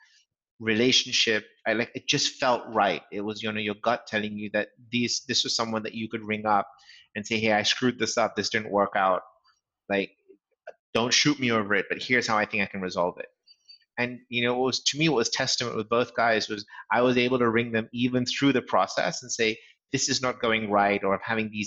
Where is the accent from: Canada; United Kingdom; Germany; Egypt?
United Kingdom; England; also born or lived in Los Angeles; As my accent probably gives away, sort of, I'm a Brit, born and brought up in England. And so our home is still there.